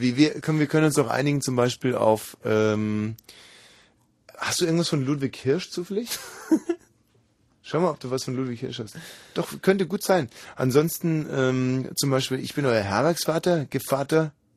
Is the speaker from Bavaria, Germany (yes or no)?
yes; Ammersee area near Munich, Bavaria, Germany; moved away; Aus Schonau am Ammersee